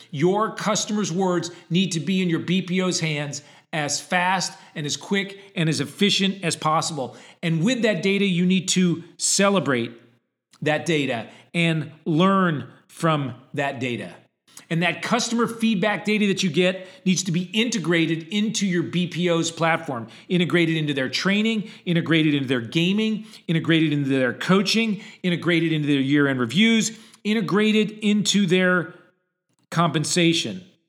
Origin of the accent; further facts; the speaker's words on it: Connecticut, United States; I grew up in Connecticut, which was two hours from Boston and two hours from New York